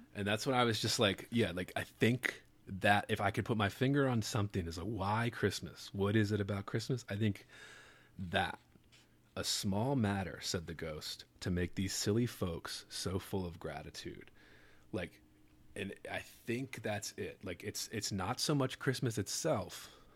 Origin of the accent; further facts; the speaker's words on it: Baltimore, Maryland, United States; Sophie and I grew up in Baltimore